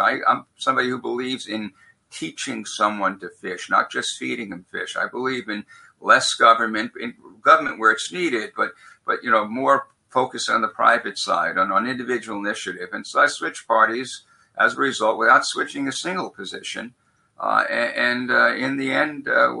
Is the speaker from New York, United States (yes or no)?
yes; New York City, New York, United States; moved away as an adult; now in Minnesota, United States; When I grew up in Brooklyn, New York, I never met either a Republican or a Lutheran until I went to college.